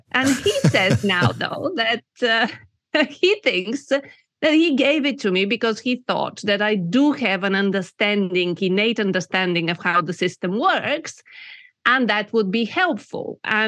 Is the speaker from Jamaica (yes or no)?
no; Bulgaria; moved away as an adult; also born or lived in United Kingdom; I was born in Bulgaria when it was still communist, and I had my formative years in that system.